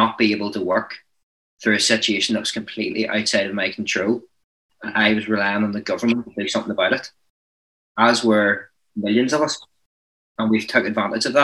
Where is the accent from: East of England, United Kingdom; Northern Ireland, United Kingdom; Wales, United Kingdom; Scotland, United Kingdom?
Northern Ireland, United Kingdom; I'm from Northern Ireland